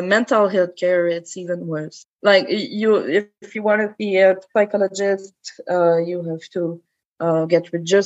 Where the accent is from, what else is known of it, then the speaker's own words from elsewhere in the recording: Quebec City, Quebec, Canada; I've grown up in Quebec. In Quebec City as well